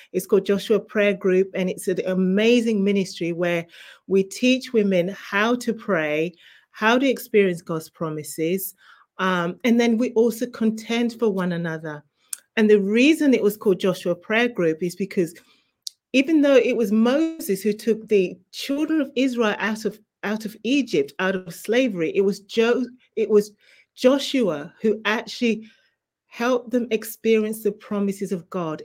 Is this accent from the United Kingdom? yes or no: yes; England, United Kingdom; moved away as an adult; also born or lived in Zimbabwe; now in New Jersey, United States; I was actually born in Zimbabwe, and you may be able to tell by my accent, I was raised in England